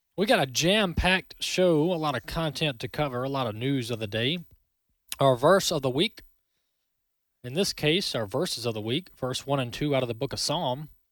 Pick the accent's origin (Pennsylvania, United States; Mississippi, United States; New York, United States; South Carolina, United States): Mississippi, United States; my home state of Mississippi